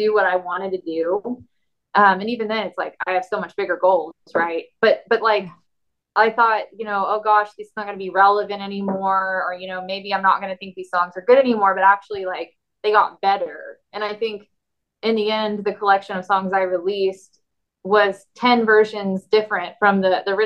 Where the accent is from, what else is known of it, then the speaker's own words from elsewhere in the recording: Tulsa, Oklahoma, United States; also born or lived in Nashville; my hometown, and which was Tulsa